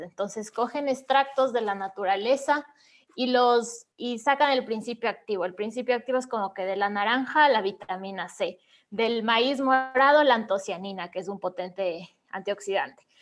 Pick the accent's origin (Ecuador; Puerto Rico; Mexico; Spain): Ecuador; Ibarra, Imbabura; Yo también soy de Ecuador, soy de una ciudad que se llama Ibarra, que es más pequeñita que Quito